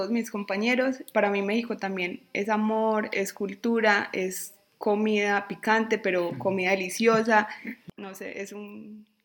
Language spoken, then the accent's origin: Spanish; Colombia; Yo como colombiana